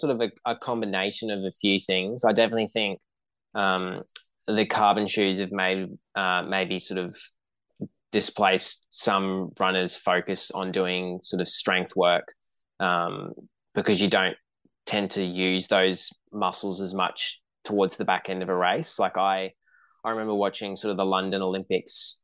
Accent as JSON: {"language": "English", "town": "Brisbane", "region": "Queensland", "country": "Australia", "tie": "born or raised there", "said": "growing up in Brisbane, and then I had grandparents living down the coast"}